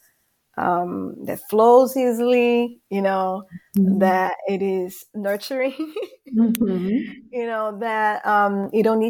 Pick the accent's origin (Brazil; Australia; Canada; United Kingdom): Brazil; English is a second language; moved away; I'm from Brazil, as you guys would have probably noticed my accent.